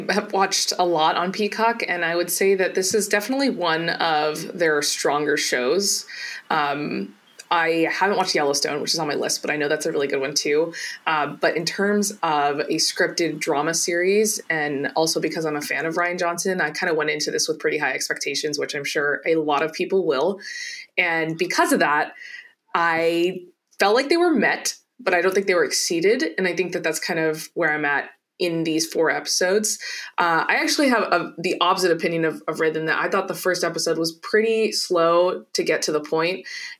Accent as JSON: {"language": "English", "country": "India", "said": "I am Indian and I like to focus a lot on South Asian stories"}